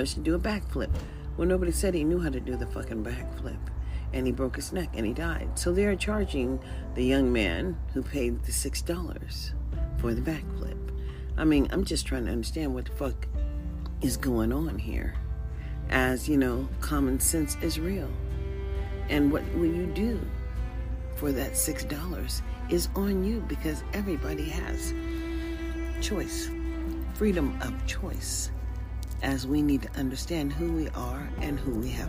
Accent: United States; as an American

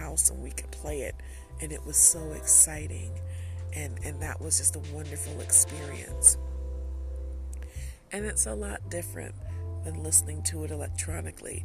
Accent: Detroit, Michigan, United States; growing up in Detroit

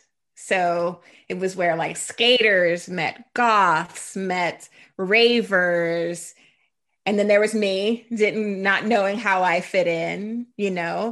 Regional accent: Jacksonville, United States; Well, I will say Jacksonville has changed a lot since I was there.

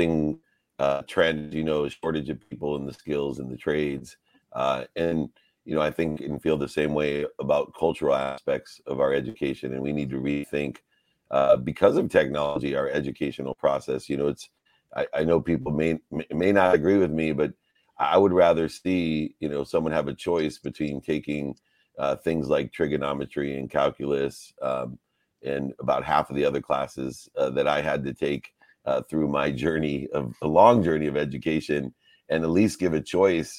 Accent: Ohio, United States; When we come from Ohio

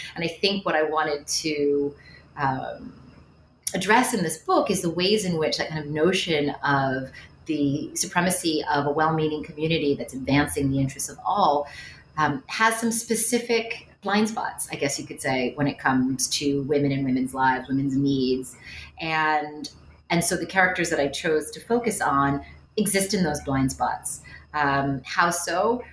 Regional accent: Westchester County, New York, United States; moved away as an adult; also born or lived in Cambridge, Massachusetts; I am from the New York area. I grew up in Westchester County

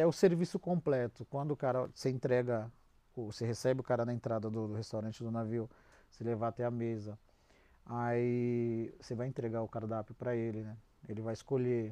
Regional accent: Brazil; a gente, como é brasileiro

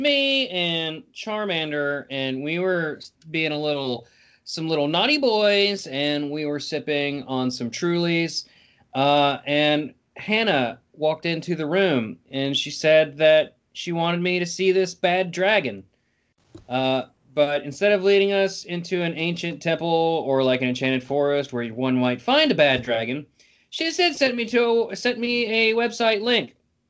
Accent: New England, United States; Hey, we're from New England and we're spoiled ass sports fans.

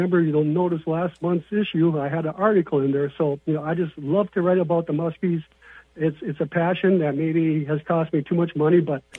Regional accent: St. Cloud, Minnesota, United States; also born or lived in Brainerd, Minnesota; I'm from the Way Park, St. Cloud area, okay. But I got a cabin up around next to Mille Lacs Lake, and I've been hanging. When I was younger, I spent more time in Brainerd than around St. Cloud in the big city life.

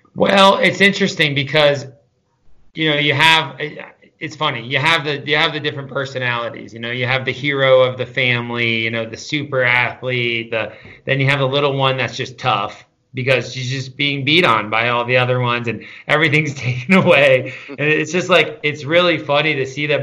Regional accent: Catskill, New York, United States; I grew up in the Catskill Mountains, uh, real small town kid, uh, just outside a place, just outside of Catskill, New York.

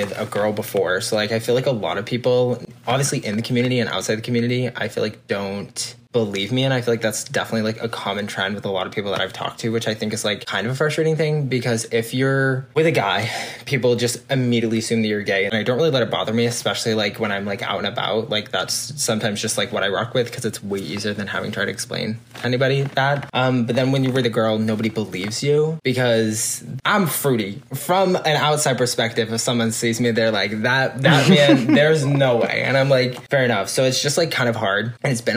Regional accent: Massachusetts, United States; I'm from Massachusetts.

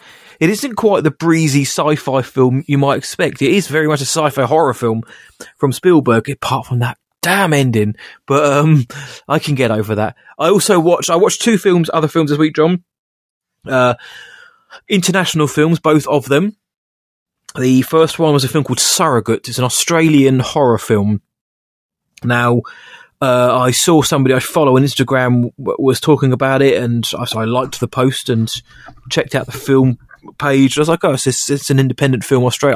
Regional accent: Woking, South East England, United Kingdom; my hometown of Woking

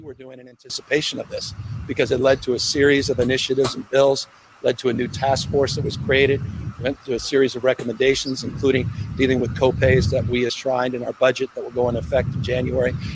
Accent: California, United States; as a Californian, as American

